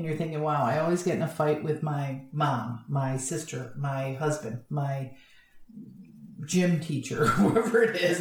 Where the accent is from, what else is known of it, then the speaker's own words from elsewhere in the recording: Florida, United States; You can tell I'm from Florida